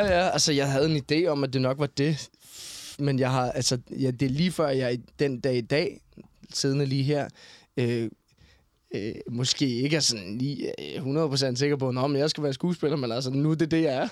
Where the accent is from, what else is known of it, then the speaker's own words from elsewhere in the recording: Denmark; moved away as an adult; also born or lived in Copenhagen; hvor jeg kommer fra, så skal man, så skal man jo starte tilbage i Skelskør i Vestjylland